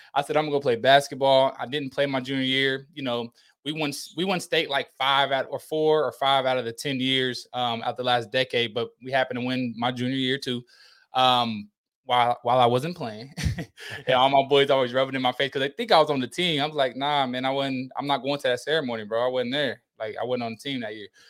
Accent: Indiana, United States; moved away as an adult; also born or lived in Bowling Green, Kentucky; I'm from Indiana

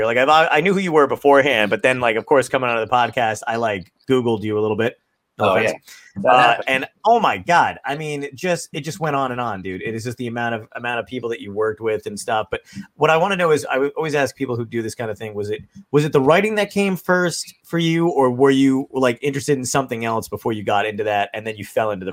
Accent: Toms River, New Jersey, United States; moved away as an adult; now in California, United States; I grew up in Toms River.

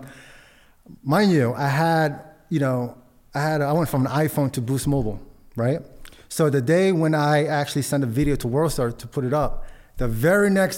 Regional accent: Philippines; now in United States; I was born in the Philippines

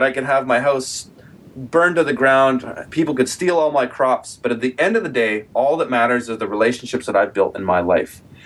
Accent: Kelowna, British Columbia, Canada; Kelowna, my hometown here

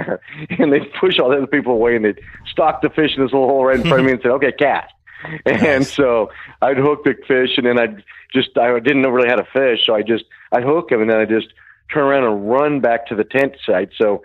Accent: Chico, California, United States; we grew up in Chico, California, Northern California

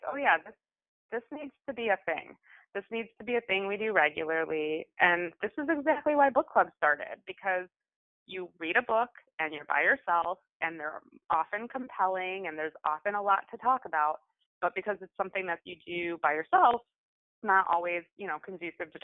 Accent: Midwest, United States; I grew up in the Midwest

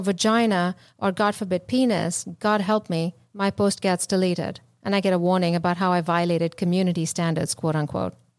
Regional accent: India; moved away; I grew up in India

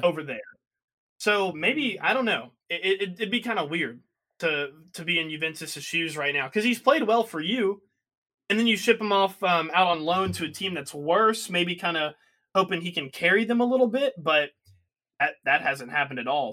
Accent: United States; we're American

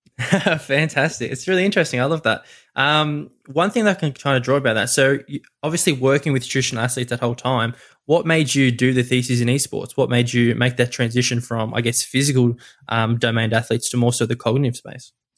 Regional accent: Melbourne, Victoria, Australia; I'm from Melbourne, Australia

